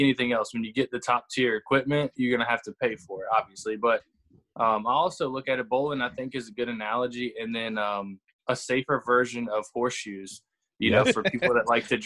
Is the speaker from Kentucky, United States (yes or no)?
no; Mechanicsville, Virginia, United States; I am from a little town outside of Richmond, Virginia, called Mechanicsville. Born and raised here.